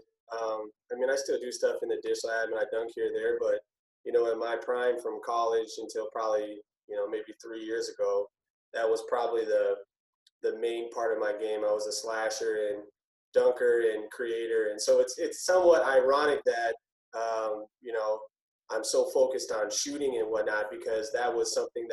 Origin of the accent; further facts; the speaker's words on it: Minneapolis, Minnesota, United States; So I grew up here in Minneapolis, Minnesota, high school and whatnot